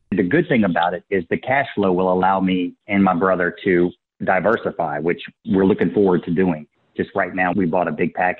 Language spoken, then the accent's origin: English; Baton Rouge, Louisiana, United States; I grew up in Baton Rouge.